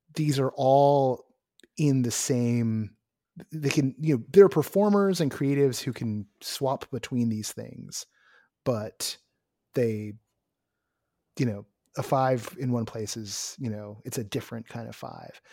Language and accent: English; Bay Area, California, United States; I'm someone from the Bay Area